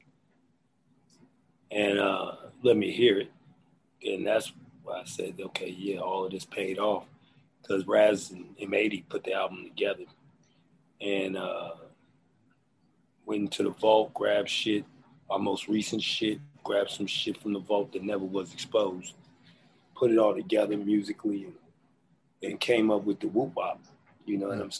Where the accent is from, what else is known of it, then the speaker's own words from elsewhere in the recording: Philadelphia, Pennsylvania, United States; moved away; also born or lived in Los Angeles; I'm from Philly, so that's embedded in me.